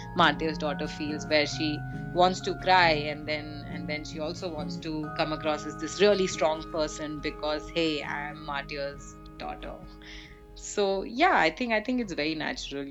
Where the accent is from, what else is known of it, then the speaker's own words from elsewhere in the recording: Delhi, India; also born or lived in Cardiff, Wales; Delhi was like Delhi, as we all know. I've spent most of my childhood there